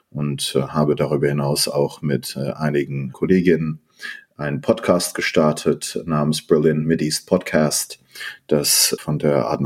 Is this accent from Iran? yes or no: yes; Iran; born there; also born or lived in Germany / Netherlands / London, United Kingdom; Ich bin äh, ein in Iran geborener äh, Politikwissenschaftler. Ich habe in äh, Deutschland, Münster, Holland und in London studiert